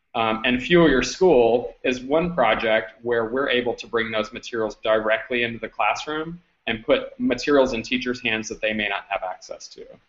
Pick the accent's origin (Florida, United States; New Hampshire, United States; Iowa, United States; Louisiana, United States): Louisiana, United States; I grew up originally in Louisiana